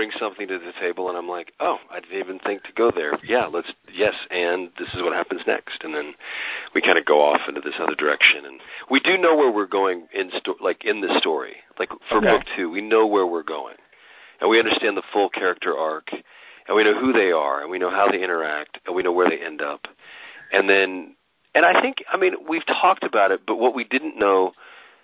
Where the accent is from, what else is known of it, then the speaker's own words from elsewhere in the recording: Reno, Nevada, United States; my hometown, Reno, Nevada